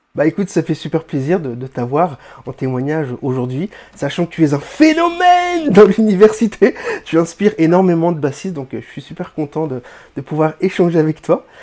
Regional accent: Réunion; Je suis francophone, je suis français, réunionnais

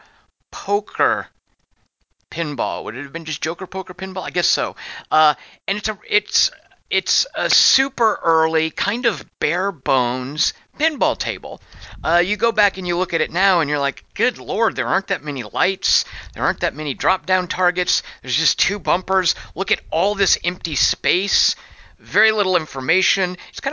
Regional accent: Arkansas, United States; also born or lived in Little Rock, Arkansas; When I was a kid growing up in Arkansas, we moved around a lot

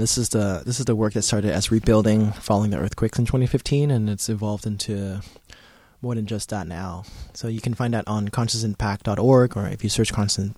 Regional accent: United States; I am Asian American

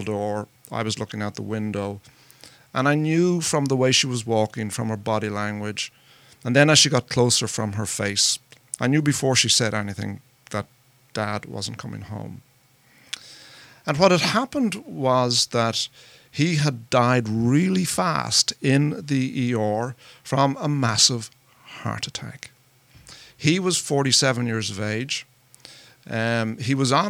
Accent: Ireland; moved away as an adult; now in United States; I'm not from around here. I'm from Ireland. And I came to America 11 years ago

